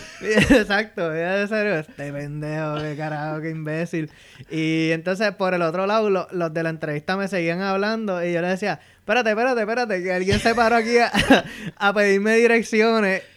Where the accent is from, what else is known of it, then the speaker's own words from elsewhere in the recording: Bayamón, Puerto Rico; moved away as an adult; now in Fairfax, United States; Yo soy original de Bayamón, Puerto Rico y actualmente vivo en Fairfax, Virginia.